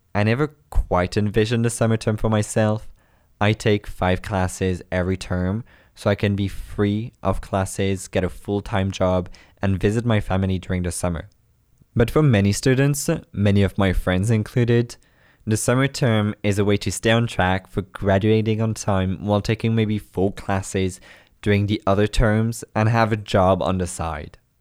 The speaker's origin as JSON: {"language": "English", "region": "Brittany", "country": "France", "moved": "as an adult", "lives_now": "Montreal, Canada", "said": "I come from Brittany, France."}